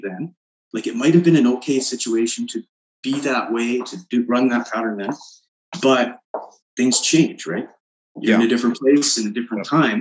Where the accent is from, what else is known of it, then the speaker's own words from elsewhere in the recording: Canada; we're Canadian